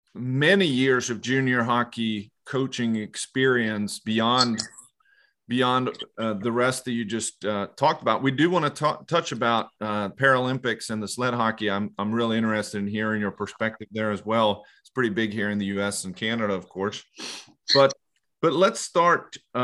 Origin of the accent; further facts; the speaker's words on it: Leksand, Dalarna County, Sweden; I grew up in Leksand